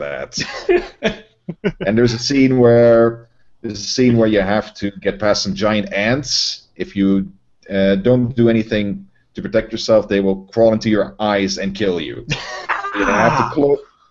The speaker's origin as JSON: {"language": "English", "country": "Netherlands", "second_language": "English", "said": "I'm Dutch, obviously, so English wasn't my first language."}